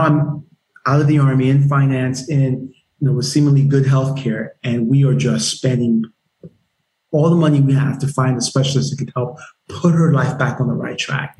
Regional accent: Nigeria; moved away; also born or lived in Germany; I'm Nigerian

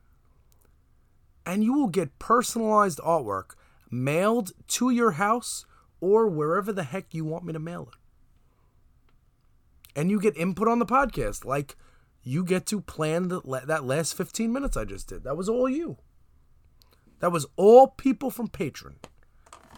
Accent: New York City, New York, United States; When I used to live in Brooklyn when I was a kid

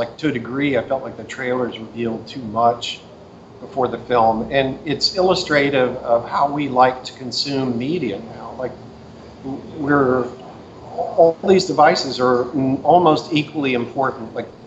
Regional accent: Houston, Texas, United States; born or raised there; now in Seattle, United States

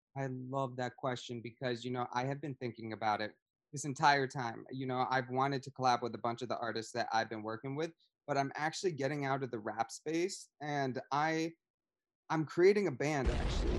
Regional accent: Ledyard, Connecticut, United States; I grew up in the New L, London County, so I, I'm from Ledyard, but, uh, New London is the big, the big city right next to me.

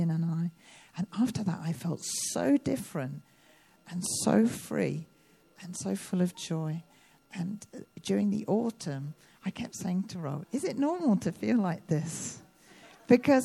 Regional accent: United Kingdom; I'm a Brit

